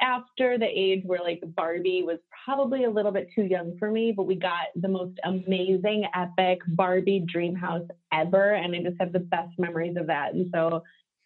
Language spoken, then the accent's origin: English; suburbs of Chicago, Illinois, United States; also born or lived in Solon, Ohio / Cupertino, California; And then in 95, I moved to the suburbs of Chicago. So I've been here the longest. So this is home